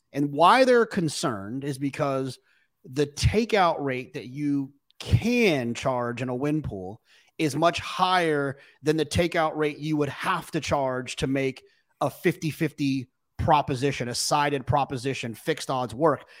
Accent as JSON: {"language": "English", "region": "Texas", "country": "United States", "said": "I'm from Texas"}